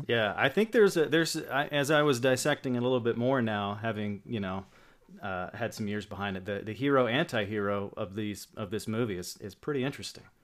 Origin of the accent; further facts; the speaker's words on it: West Virginia, United States; also born or lived in Bowling Green, Kentucky / Cross Lanes, West Virginia; I grew up in West Virginia